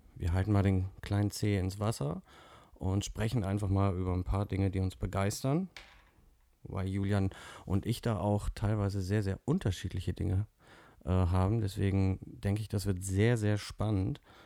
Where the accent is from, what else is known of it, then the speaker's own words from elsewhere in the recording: North Rhine-Westphalia, Germany; komme auch aus Nordrhein-Westfalen